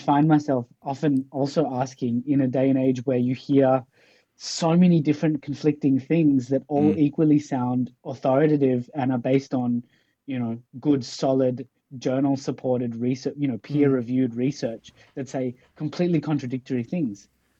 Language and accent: English; Pakistan; now in Australia; I'm from Australia, so I come from a colonized country in a way, but I'm a migrant from Pakistan along the way.